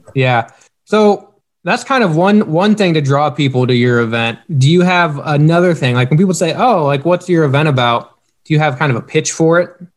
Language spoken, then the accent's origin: English; Knoxville, Iowa, United States; we're from Southern Iowa, or not Southern Iowa, but Knoxville, Iowa